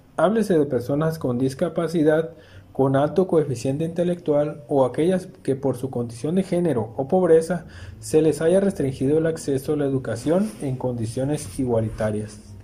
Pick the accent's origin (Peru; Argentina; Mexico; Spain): Mexico; nos identifica como mexicanos